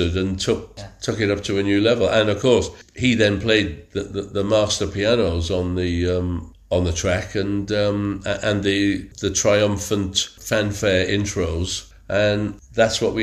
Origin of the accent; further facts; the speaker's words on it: Wrexham, Wales, United Kingdom; my hometown is Wrexham